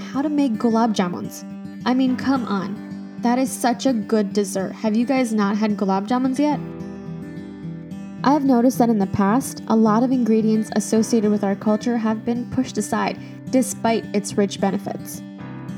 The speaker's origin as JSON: {"language": "English", "country": "United States", "tie": "born or raised there", "said": "Even though I was born and raised in the United States, I grew up on straight Desi food daily"}